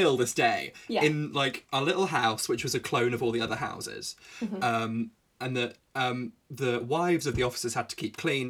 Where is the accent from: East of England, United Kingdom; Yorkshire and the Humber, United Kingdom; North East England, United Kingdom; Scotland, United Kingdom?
Yorkshire and the Humber, United Kingdom; born there; I was born in Yorkshire.